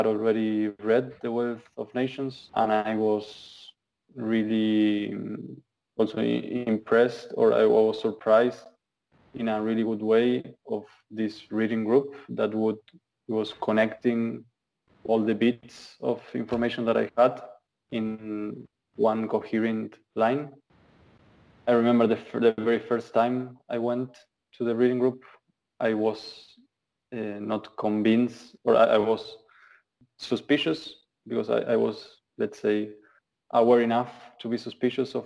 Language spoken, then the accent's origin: English; Argentina; now in Aarhus, Denmark; I'm Argentinian and I'm part of the Danish chapter in Aarhus.